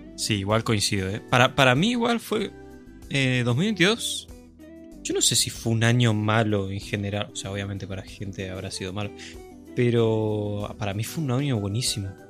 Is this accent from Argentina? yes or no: yes; Argentina